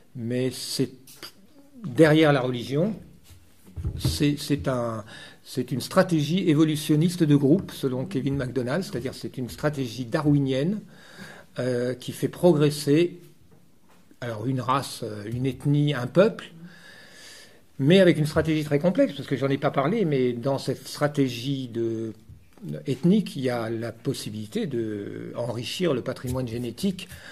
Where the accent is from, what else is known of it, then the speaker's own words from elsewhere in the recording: France; je suis français